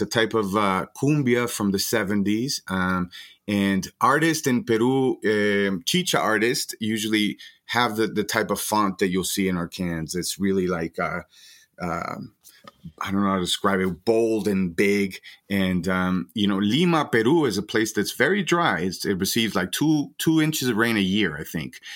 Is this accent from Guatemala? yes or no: yes; Guatemala; moved away as an adult; now in Denver, United States; I'm from Guatemala. I've been here now twenty years